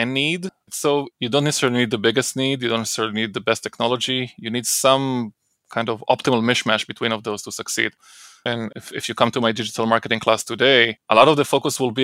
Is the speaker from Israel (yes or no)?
yes; Israel; moved away as an adult; now in United States; I grew up in Israel